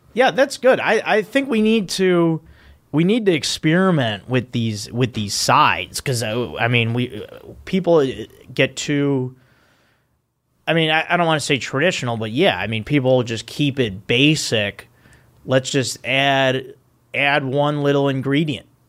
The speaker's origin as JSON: {"language": "English", "town": "Park Ridge", "region": "Illinois", "country": "United States", "tie": "born or raised there", "moved": "yes", "said": "in my hometown of Park Ridge"}